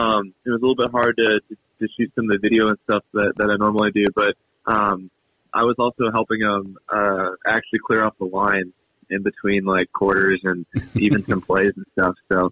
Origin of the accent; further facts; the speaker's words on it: Iowa, United States; Yeah, I'm from the eastern part of the state.